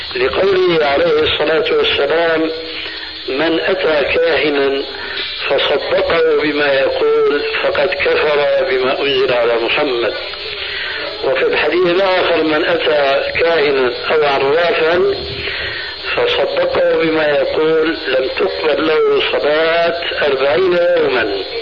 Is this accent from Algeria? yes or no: no; Syria; عندنا في سوريا